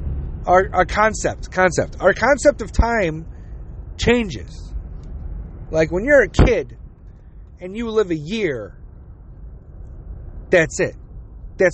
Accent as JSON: {"language": "English", "country": "United States", "said": "I'm American. I'm also Jewish"}